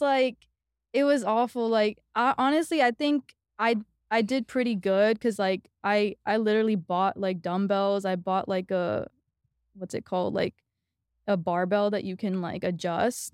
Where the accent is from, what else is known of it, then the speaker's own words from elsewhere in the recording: New York City, New York, United States; moved away as an adult; also born or lived in Los Angeles, United States; now in Austin, United States; I grew up in New York, but I was actually living in L A before I came here